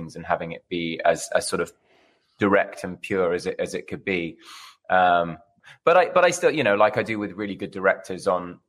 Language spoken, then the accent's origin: English; United Kingdom; now in Los Angeles, United States; I'm a Brit in L.A.